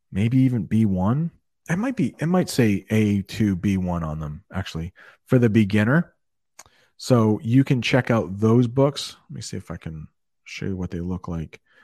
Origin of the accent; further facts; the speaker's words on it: Maine, United States; moved away as an adult; also born or lived in Alabama; I am from Maine. That's a northern state